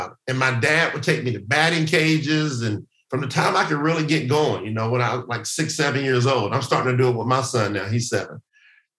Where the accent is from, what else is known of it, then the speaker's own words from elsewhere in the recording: the South, United States; growing up in the South in the United States of America